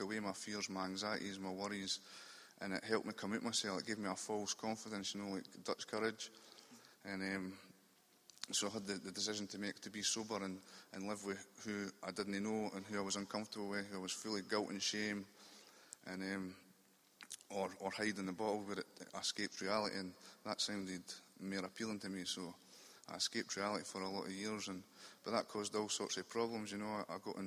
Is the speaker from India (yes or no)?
no; Dunfermline, Scotland, United Kingdom; moved away as an adult; now in Edinburgh, United Kingdom; I'm from Dunfermline in Fife, which is just over the Forth Road bridges. But I'm staying in Edinburgh now